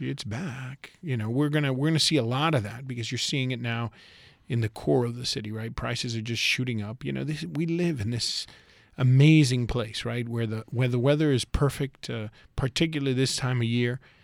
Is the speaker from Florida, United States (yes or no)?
yes; Westchester, Florida, United States; also born or lived in Key West, Florida; I grew up in Westchester and spent a huge part of my life there